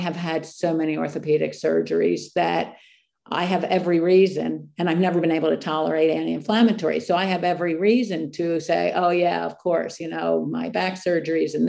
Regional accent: East Coast, United States; I am from the East Coast

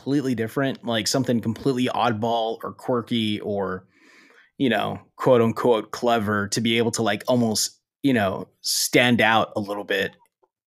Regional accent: Falfurrias, Texas, United States; My hometown is a really

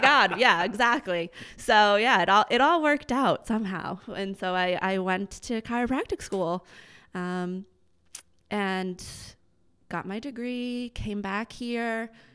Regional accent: Lowell, Massachusetts, United States; I grew up in Lowell, went to Andover Public Schools

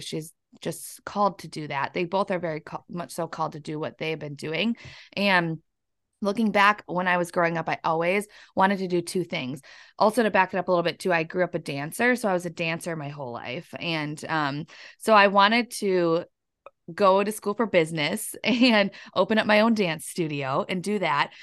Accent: La Crescent, Minnesota, United States; moved away as an adult; now in Wisconsin, United States; I'm actually from La Crescent, Minnesota. It's down in the southern east part of Minnesota, just right across the river from La Crosse, Wisconsin

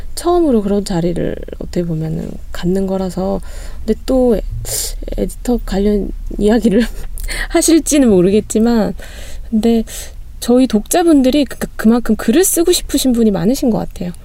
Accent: Gumi, North Gyeongsang, South Korea; 제가 고향이 구미거든요

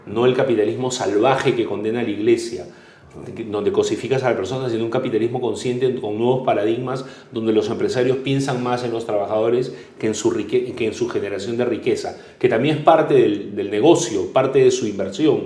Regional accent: Peru; nos podían robar la esperanza como peruanos

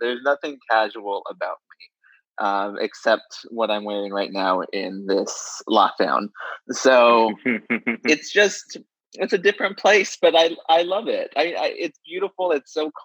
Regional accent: San Diego, California, United States; moved away as an adult; also born or lived in Los Angeles; now in West Hollywood, United States; I grew up in San Diego

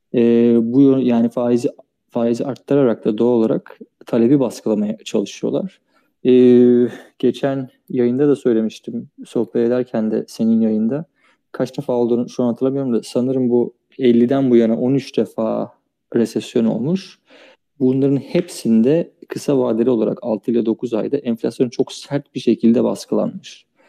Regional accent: Çanakkale, Turkey; ben Çanakkale'liyim.

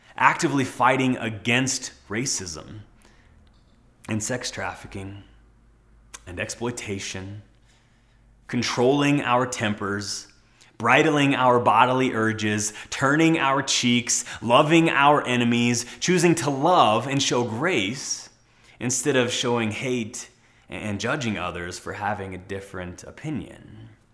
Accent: United States; as American citizens

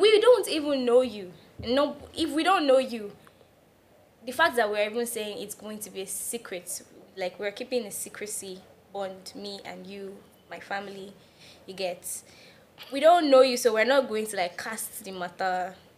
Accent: Nigeria

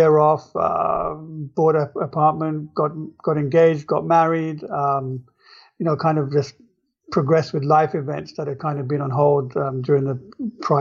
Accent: England, United Kingdom; moved away as an adult; now in New York, United States; I grew up in England, and I was at the University of London

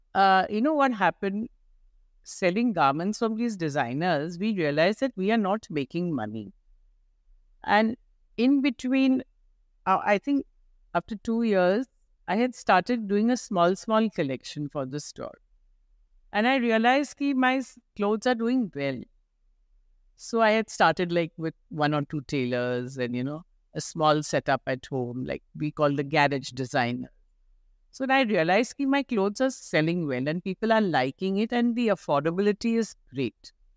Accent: Mumbai, Maharashtra, India; moved away as an adult; now in Kolkata, India; I'm a girl from Bombay.

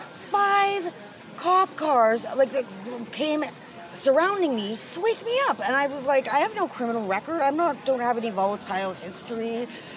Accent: Winnipeg, Manitoba, Canada; now in Victoria, Canada; I'm from Winnipeg

